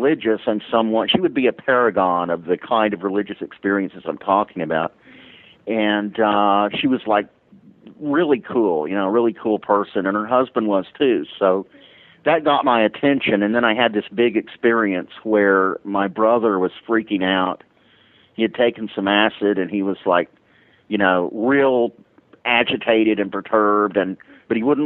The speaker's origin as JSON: {"language": "English", "town": "Dallas", "region": "Texas", "country": "United States", "tie": "born or raised there", "said": "I grew up in the Church of Christ in an era when the Church of Christ was known for being legalistic and exclusivistic, and I was in Dallas, Texas"}